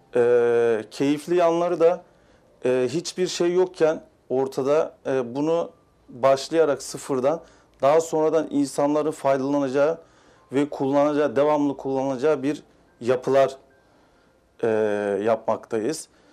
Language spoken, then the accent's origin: Turkish; Mersin, Turkey; 1987 Mersin doğumluyum